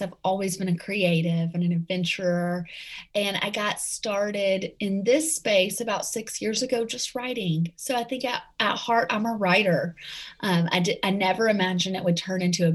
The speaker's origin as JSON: {"language": "English", "area": "right outside of Nashville", "region": "Tennessee", "country": "United States", "accent": "Southern; Tennessee", "moved": "yes", "said": "I am from right outside of Nashville, and we just actually moved back here. So I can't ditch the Tennessee accent"}